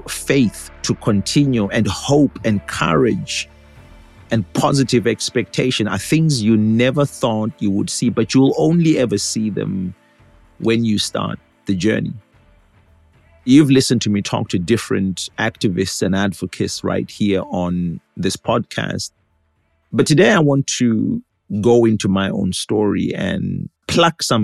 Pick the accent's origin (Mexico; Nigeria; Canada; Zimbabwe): Zimbabwe; moved away as an adult; also born or lived in United States